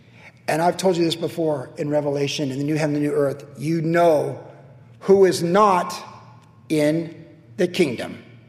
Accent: United States; I am a Christian first, but I am an American citizen second.

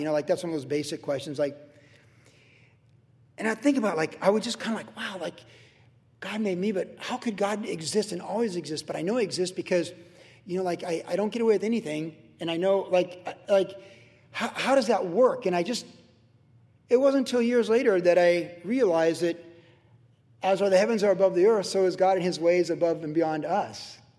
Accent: Virginia, United States; When I was a kid growing up in Virginia, you know, I went to all those Catholic churches younger, and then I went to base chapels

